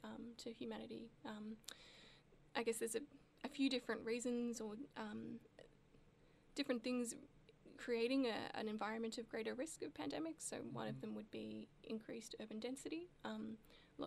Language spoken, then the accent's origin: English; Melbourne, Victoria, Australia; also born or lived in Darwin; growing up in Melbourne, there is, some exposure to Aboriginal culture here